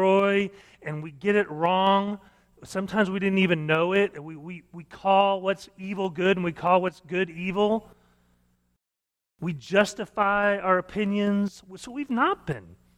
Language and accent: English; Missouri, United States; now in Oklahoma, United States; I grew up in Missouri, and so we went canoeing all the time